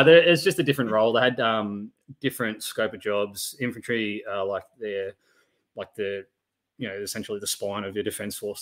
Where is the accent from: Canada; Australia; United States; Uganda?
Australia; Lithgow, New South Wales; also born or lived in Rydal / Sydney; I was born in Lithgow, over in the Blue Mountains. I spent all my childhood there, pretty much up until um, 2000, when uh, my mother remarried. I moved to Sydney, and then spent probably about seven years in Sydney